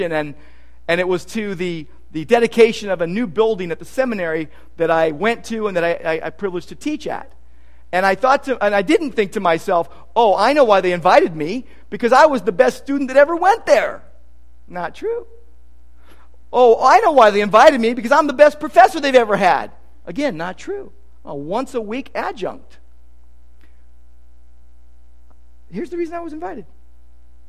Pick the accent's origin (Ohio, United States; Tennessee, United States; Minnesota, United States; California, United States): California, United States; Downey; When I was a little kid, when we grew up in Downey, my room was overlooking the garage